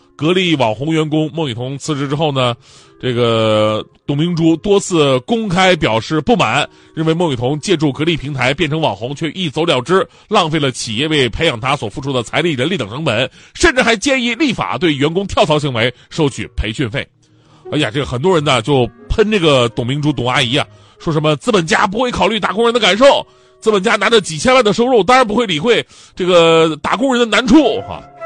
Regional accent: Jilin, China; moved away; 我当时大学还没毕业，我在吉林省台做记者

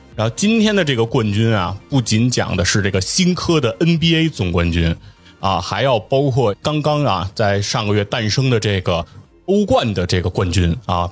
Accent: China; 对于我们中国人来说，按我们的这个工资水平来讲，我们肯定是觉得比较高嘛

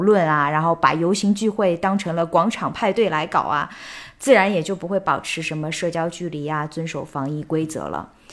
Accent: China; 我作为一个中国人

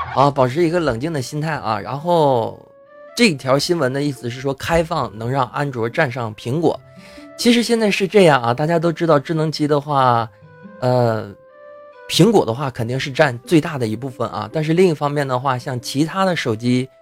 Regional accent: Heilongjiang, China; 在这个黑龙江啊，这东北三省啊，就是老家呀

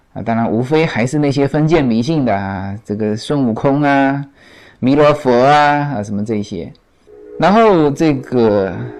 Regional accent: China; moved away; 我们中国人

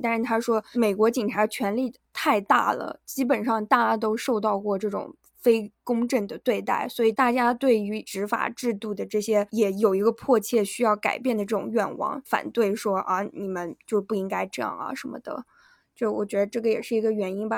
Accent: Yunnan, China; moved away; 我们是云南的

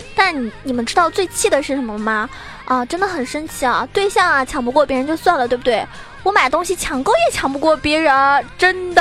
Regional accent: Zhejiang, China; also born or lived in Shanghai; 我从上海搬回浙江

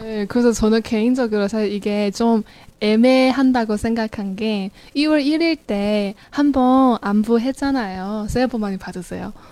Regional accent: Hangzhou, Zhejiang, China; Korean is a second language; moved away as an adult; now in South Korea; 항저우로 돌아가고 가족들과 같이 지내죠.

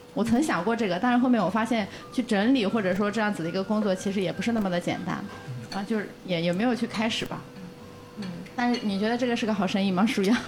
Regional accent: Yunnan, China; now in Shanghai, China; 我家乡是云南的嘛

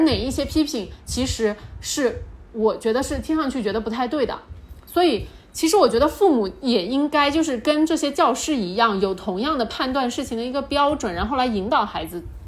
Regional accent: Chongqing, China; 大家都知道我们重庆人脾气火辣嘛

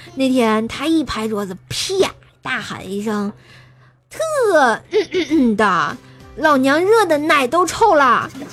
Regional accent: Tianjin, China; accent: Tianjin dialect; 我们天津话说得特别鲁

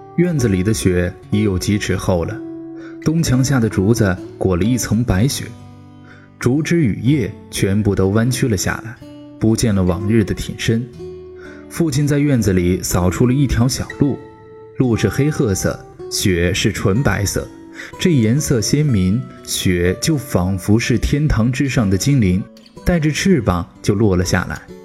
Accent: Shanxi, China; moved away; 我老家山西

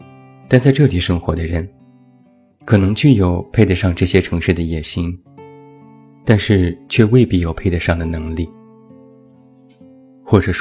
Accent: Taiyuan, Shanxi, China; 单就每天的流动人口三百万，就已经抵得上我的家乡山西太原的总人口数。

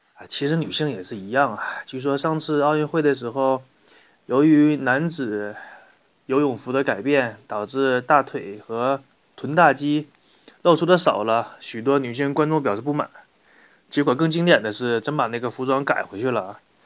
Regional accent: China; 我们中国人民

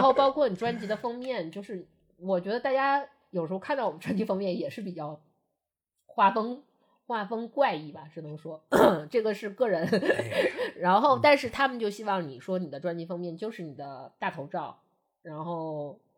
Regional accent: Northeast China, China; 我们是东北人

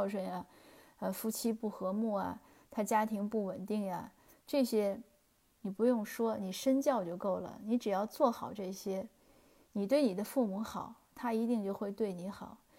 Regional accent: China; 就是我们中国人常讲树大自直嘛。

